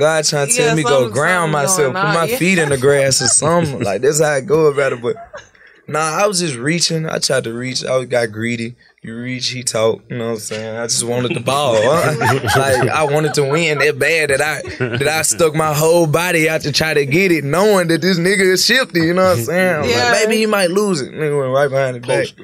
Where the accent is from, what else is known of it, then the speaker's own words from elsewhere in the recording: Memphis, Tennessee, United States; Growing up in Memphis